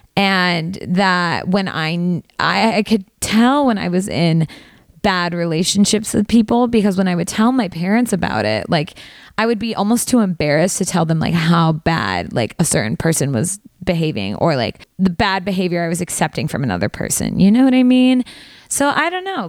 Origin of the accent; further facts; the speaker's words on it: Valley Girl, California, United States; accent: Valley Girl; my Valley Girl accent when I say Spanish words